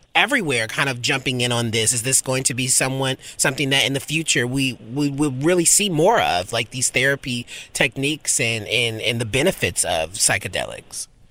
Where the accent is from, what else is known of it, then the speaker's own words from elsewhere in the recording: the South, United States; now in Los Angeles, United States; I'm from the South